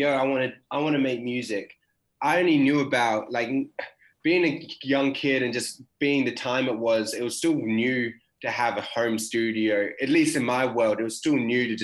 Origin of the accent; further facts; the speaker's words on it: Perth, Western Australia, Australia; I'm Perth born and raised